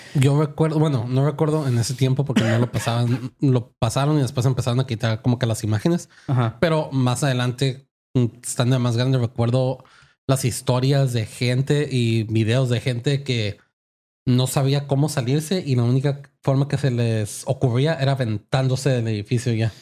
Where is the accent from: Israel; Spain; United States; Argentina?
United States; siendo gringo